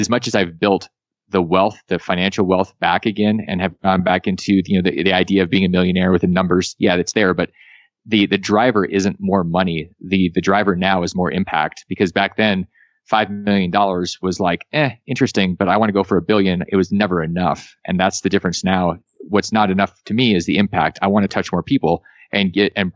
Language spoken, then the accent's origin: English; Alaska, United States; moved away as an adult; I came from Alaska.